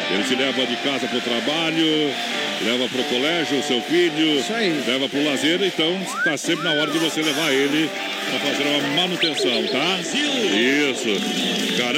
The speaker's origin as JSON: {"language": "Portuguese", "area": "the South", "region": "southern Brazil", "country": "Brazil", "said": "nós estamos errados, que somos do Sul"}